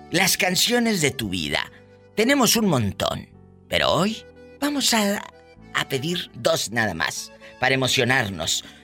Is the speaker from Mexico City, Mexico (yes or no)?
no; Jalisco, Mexico; somos de Jalisco.